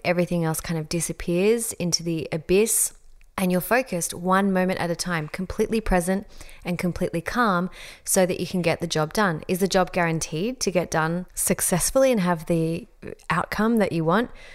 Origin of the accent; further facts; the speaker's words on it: Australia; accent: Australian; my Australian accent